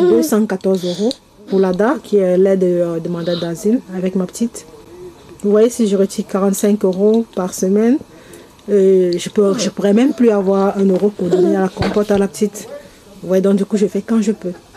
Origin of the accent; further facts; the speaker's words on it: Cameroon; moved away as an adult; now in France; Je viens du Cameroun. Ça va faire bientôt un an que je suis là